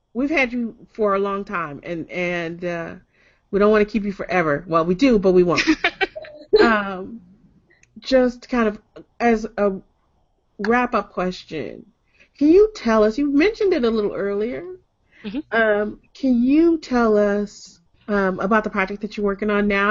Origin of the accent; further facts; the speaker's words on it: Detroit, Michigan, United States; I'm from Detroit